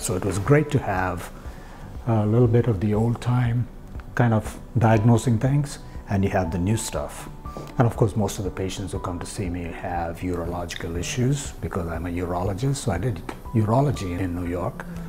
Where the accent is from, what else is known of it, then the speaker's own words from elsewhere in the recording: India; moved away as an adult; I was born in India, and of course, I went to college over there